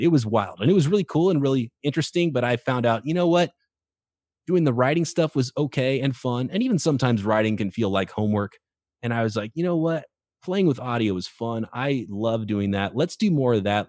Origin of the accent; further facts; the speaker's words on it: Visalia, California, United States; Growing up in Central California, a town called Visalia, California